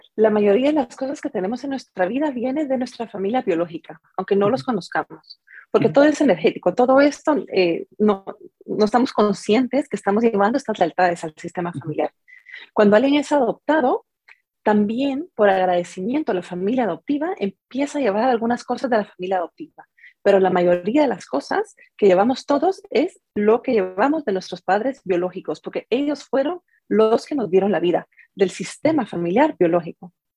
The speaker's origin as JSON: {"language": "Spanish", "country": "Guatemala", "tie": "born or raised there", "also_born_or_lived": "San José, California", "moved": "yes", "lives_now": "San Jose, United States", "said": "soy de Guatemala. Ahí crecí y en este momento pues estoy viviendo en, en San José, en California"}